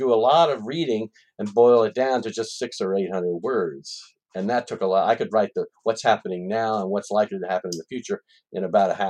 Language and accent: English; Arlington, Virginia, United States; when I was growing up in Arlington